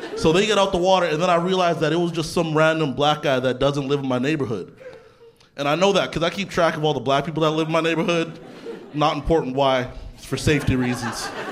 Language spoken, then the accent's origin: English; Canada; I grew up in Canada.